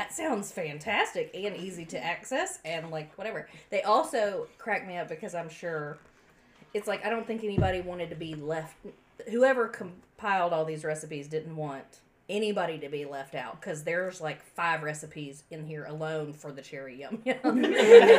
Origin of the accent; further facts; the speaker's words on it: the South, United States; I grew up in the South